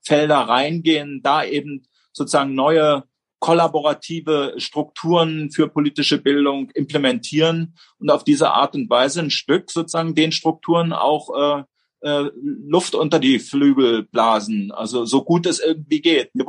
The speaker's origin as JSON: {"language": "German", "region": "East Germany", "country": "Germany", "tie": "born or raised there", "said": "Ich bin in der DDR groß geworden."}